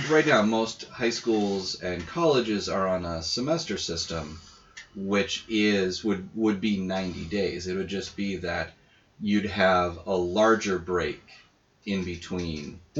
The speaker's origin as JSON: {"language": "English", "town": "Boston", "region": "Massachusetts", "country": "United States", "tie": "born or raised there", "said": "growing up in Boston, my school district had summer school enrichment programs"}